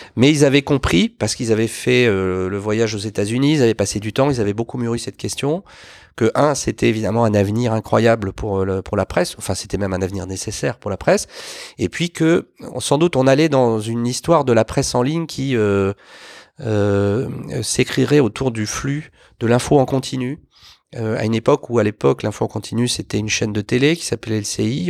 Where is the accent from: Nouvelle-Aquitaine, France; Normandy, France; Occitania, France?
Normandy, France; Lisieux; moved away; also born or lived in Bordeaux / Paris; je suis natif d'une, une commune de Normandie, euh, aujourd'hui réunifiée, qui s'appelle Lisieux